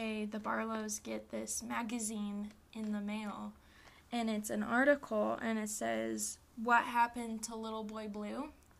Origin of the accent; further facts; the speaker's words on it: Nebraska, United States; we're from Nebraska.